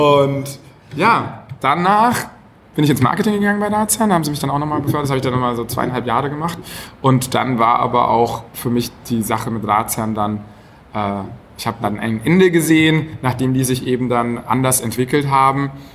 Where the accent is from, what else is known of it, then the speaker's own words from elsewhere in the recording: Franconia, Bavaria, Germany; now in Hamburg, Germany; habe da eben schon ganz viel Bier mitbekommen, als Franke natürlich sowieso. Also, ne, wenn man da so in der, genau, da wächst man einfach mit dem ganzen äh, Bier auf